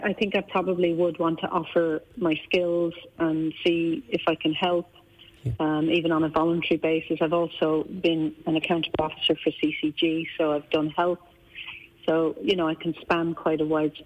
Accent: Ireland; moved away as an adult; now in United Kingdom; as an Irish person in the UK

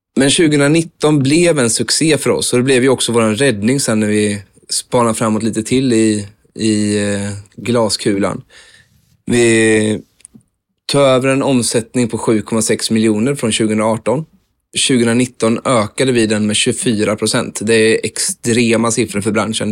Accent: Vimmerby, Kalmar County, Sweden; moved away as an adult; also born or lived in Mölndal

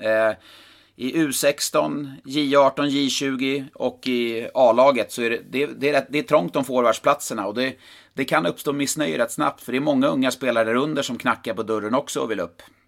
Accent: Karlstad, Värmland, Sweden; i Karlstad, i min hemort

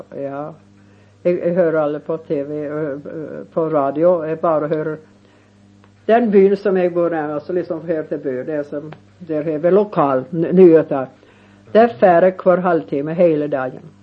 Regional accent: Montana, United States; moved away; jag var från Montana och han är född i Montana, inte så långt som ifrån där jag bor

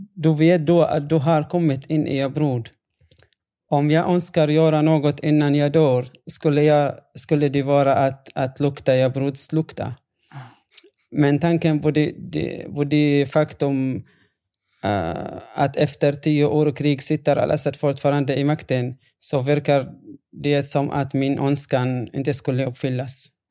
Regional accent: Yabroud, Rif Dimashq, Syria; Swedish is a second language; moved away as an adult; now in Sweden; när det gäller min hemstad så är det en, en annan story faktiskt. Jabrod är belägen eh, 1400

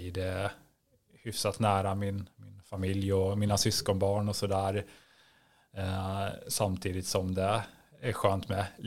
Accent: Järna, Stockholm County, Sweden; moved away as an adult; also born or lived in Östersund / Örnsköldsvik / Brussels; now in Norrtälje, Sweden; jag är uppvuxen i Södertälje, egentligen utanför Södertälje, i, Järna, i eh, ja, den antroposofiska delen av Järna faktiskt.

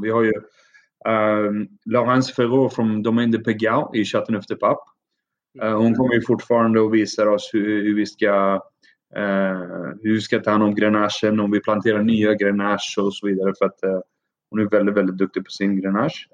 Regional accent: Uppsala, Uppsala County, Sweden; moved away as an adult; also born or lived in Athens, Greece; now in Crete, Greece; Jag är född och uppvuxen i Sverige med en mamma som är svenska och pappa som är från Iran. Ja. Uh, född och uppvuxen i, i Uppsala.

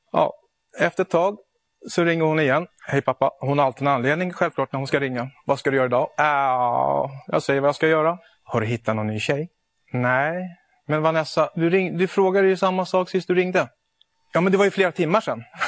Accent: Syria; now in Sweden; Jag kommer ifrån Syrien, ett land i Mellanöstern

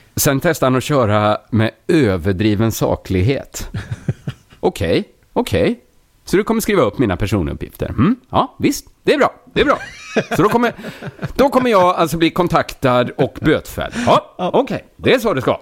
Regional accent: Sweden; jag är ju svensk

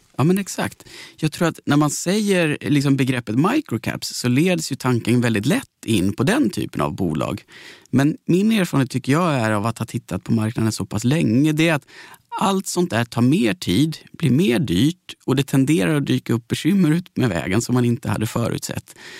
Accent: Växjö, Kronoberg County, Sweden; Jag kommer från Växjö

